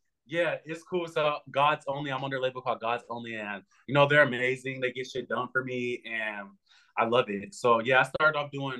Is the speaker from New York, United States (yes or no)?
no; Los Angeles, California, United States; I grew up in Hollywood, so that's how I have like the old Hollywood mindset.